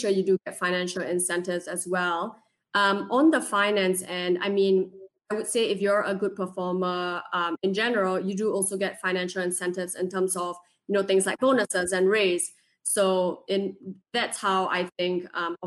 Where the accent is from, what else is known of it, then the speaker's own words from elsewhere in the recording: Singapore; also born or lived in West Virginia; now in Pittsburgh, United States; I'm originally from Singapore